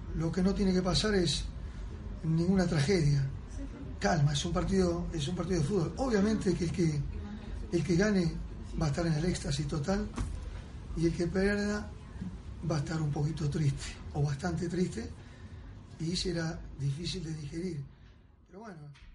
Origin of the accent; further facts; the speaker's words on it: Argentina; soy de Argentina